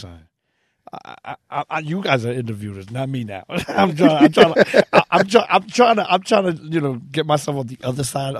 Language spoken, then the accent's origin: English; Brooklyn, New York, United States; From Park Slope, Brooklyn. And my dad and my mom's to get me and my brothers out of the street, they put us into a boxing gym.